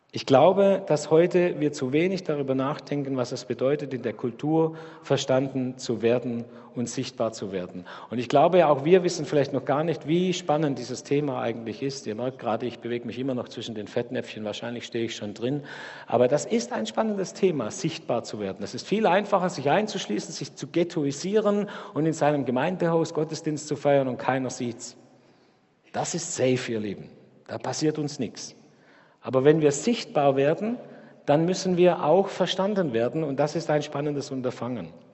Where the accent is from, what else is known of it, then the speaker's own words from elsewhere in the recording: Dettingen, Baden-Württemberg, Germany; moved away as an adult; now in Karlsruhe, Germany; bei uns in Dettingen, wo ich herkomme